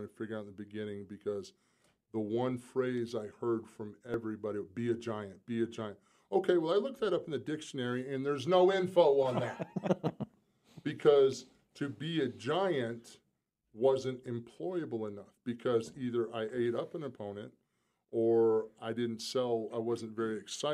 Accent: South Carolina, United States; moved away; I'm still from South Carolina. I mean, I'm a small-town kid

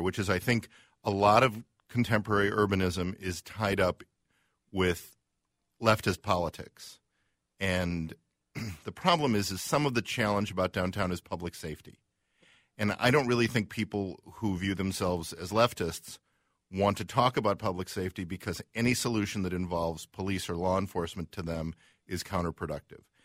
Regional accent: Chicago, Illinois, United States; now in Minneapolis, United States; we're from Chicago

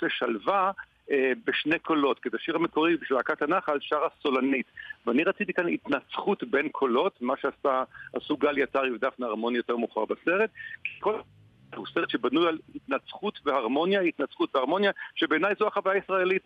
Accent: Tel Aviv, Tel Aviv District, Israel; אני גדלתי בתל אביב, עיר מאוד מאוד אהובה עליי

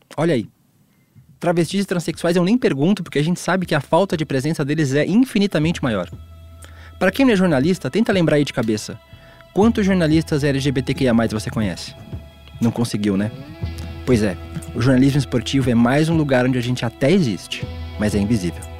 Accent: Balneário Camboriú, Santa Catarina, Brazil; Balneário Camboriú, onde eu cresci

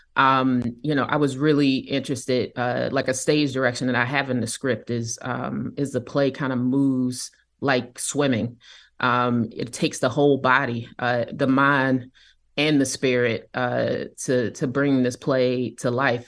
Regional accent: Kansas City, Kansas, United States; I grew up in Kansas City, Kansas

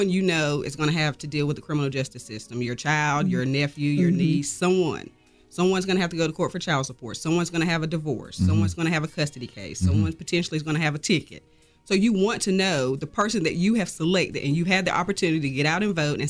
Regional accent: North Carolina, United States; Originally from Charlotte, North Carolina, so on the coast between Wilmington and Myrtle Beach

